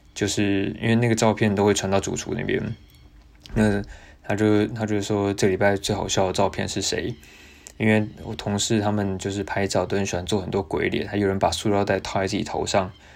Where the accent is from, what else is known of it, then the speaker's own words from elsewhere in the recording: Taiwan; now in Melbourne, Australia; 我来自台湾